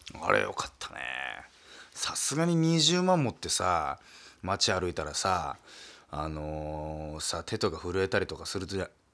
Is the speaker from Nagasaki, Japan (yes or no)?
yes; Nagasaki, Japan; accent: Nagasaki dialect; moved away; 僕はもう長崎出身